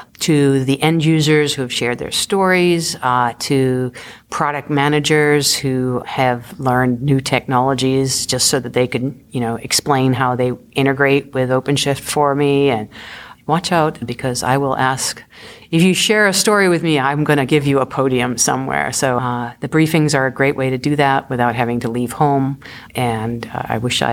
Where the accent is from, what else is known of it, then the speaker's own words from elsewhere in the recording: Boston, Massachusetts, United States; I'm originally hail from Boston